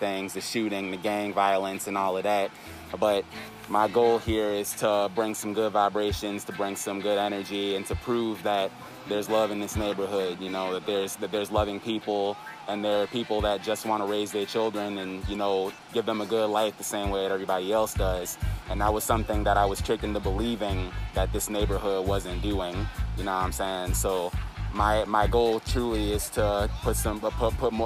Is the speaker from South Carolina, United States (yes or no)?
no; Chicago, Illinois, United States; I grew up in Beverly.